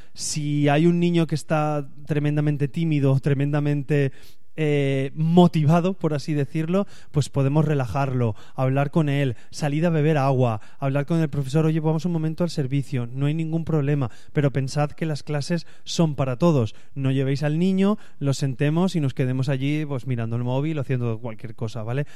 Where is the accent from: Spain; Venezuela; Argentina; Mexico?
Spain; yo así soy de España